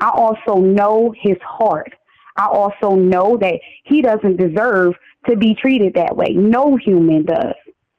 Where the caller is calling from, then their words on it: Wilmington, Delaware, United States; I'm calling from Wilmington, Delaware.